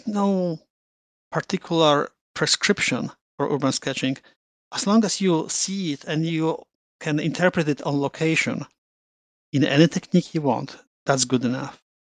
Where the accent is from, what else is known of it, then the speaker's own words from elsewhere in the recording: Rome, Lazio, Italy; moved away as an adult; now in Toronto, Canada; When I landed in Canada 30 years ago, and I came from Rome.